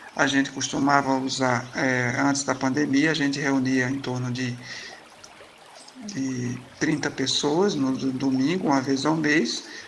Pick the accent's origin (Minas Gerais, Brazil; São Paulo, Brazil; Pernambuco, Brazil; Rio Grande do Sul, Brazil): Pernambuco, Brazil; Surubim; now in Belo Horizonte, Brazil; na minha terra natal, Surubim, Pernambuco